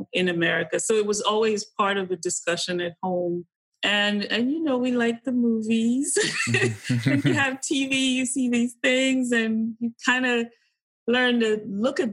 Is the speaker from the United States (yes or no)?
no; Kaduna, Kaduna State, Nigeria; we grew up in Kaduna, would be like firmly middle class